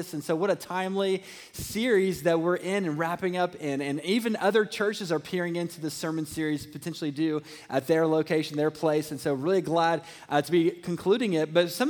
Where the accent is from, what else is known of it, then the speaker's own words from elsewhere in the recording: Lexington, Kentucky, United States; moved away; I'm born and raised in Lexington, Kentucky.